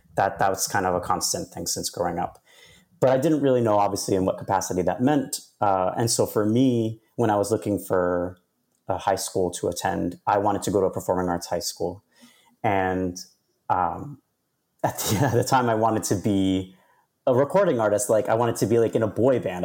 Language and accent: English; New York City, New York, United States; I'm from New York. I'm, I was born and raised in Queens